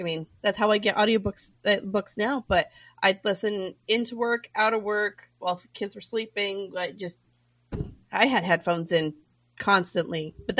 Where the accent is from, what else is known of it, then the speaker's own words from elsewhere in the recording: New York-Pennsylvania border, upstate New York, United States; I'm from upstate New York. I grew up on the New York-Pennsylvania border.